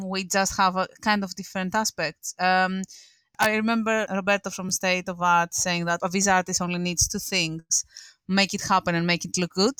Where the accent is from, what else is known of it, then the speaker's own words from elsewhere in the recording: Greece; moved away as an adult; now in London, United Kingdom; I'm from Greece